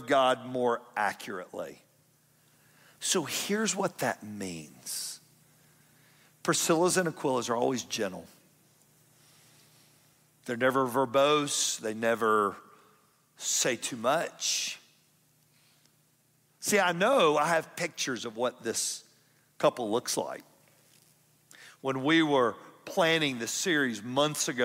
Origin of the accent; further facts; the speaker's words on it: Atlanta, Georgia, United States; now in Kennesaw, United States; I'm from South Atlanta.